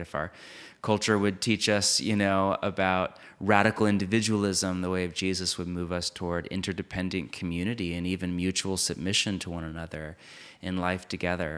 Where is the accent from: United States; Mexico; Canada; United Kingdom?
United States; I grew up in it